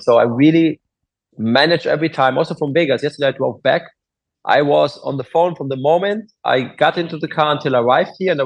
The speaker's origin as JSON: {"language": "English", "country": "Germany", "tie": "born or raised there", "also_born_or_lived": "Bel Air, Los Angeles", "second_language": "English", "moved": "as an adult", "lives_now": "Los Angeles, United States", "said": "I'm German, as I said. I grew up there"}